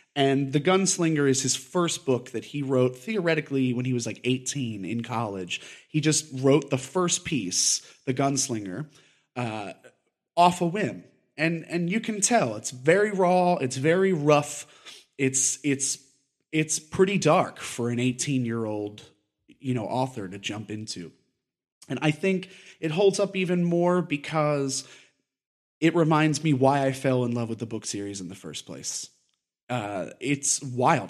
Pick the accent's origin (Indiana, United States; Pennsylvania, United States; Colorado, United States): Pennsylvania, United States; Delaware County, outside Philadelphia; I grew up in Delaware County, right outside of Philadelphia